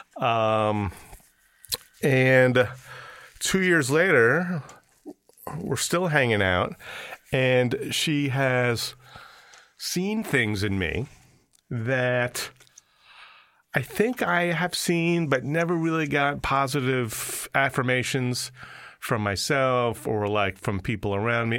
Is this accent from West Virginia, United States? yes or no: no; New York, United States; moved away as an adult; I'm a New Yorker